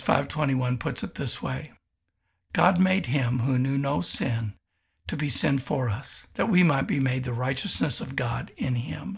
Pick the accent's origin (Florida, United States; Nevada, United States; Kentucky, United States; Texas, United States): Kentucky, United States; moved away; also born or lived in Tulsa, Oklahoma; having grown up in Kentucky